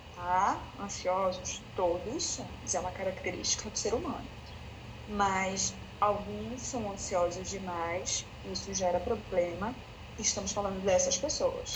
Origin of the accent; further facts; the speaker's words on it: Belém, Pará, Brazil; sou de Belém, tá? moro em Belém, inicialmente estou em Belém